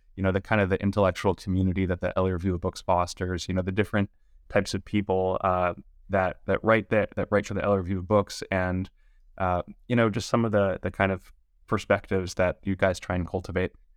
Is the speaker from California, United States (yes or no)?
yes; Los Angeles, California, United States; I was born and raised in Los Angeles